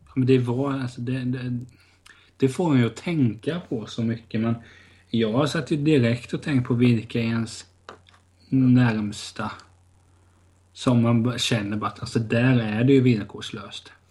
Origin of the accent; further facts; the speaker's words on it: outside Hudiksvall, Gävleborg County, Sweden; i Vena då, där jag är uppväxt utanför Hundsvall